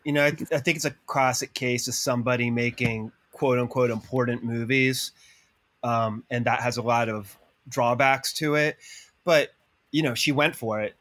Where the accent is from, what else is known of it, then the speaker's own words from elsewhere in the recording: Columbus, Ohio, United States; I grew up in Columbus, Ohio